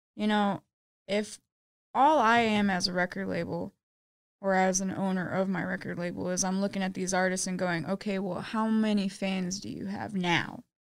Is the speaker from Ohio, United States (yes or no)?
no; Austin, Texas, United States; I was born and raised in Austin, Texas.